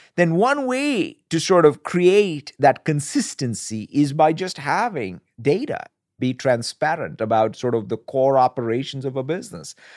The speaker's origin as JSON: {"language": "English", "country": "India", "tie": "born or raised there", "moved": "yes", "said": "growing up in India and, as you said, as a son of a civil servant"}